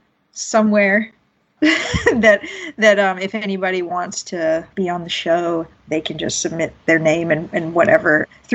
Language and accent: English; Georgia, United States; now in Seattle, United States; We're both from Georgia.